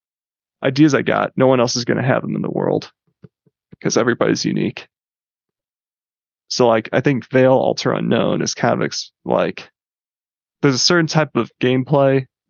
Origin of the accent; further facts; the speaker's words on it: Grand Rapids, Michigan, United States; I grew up in Grand Rapids, Michigan.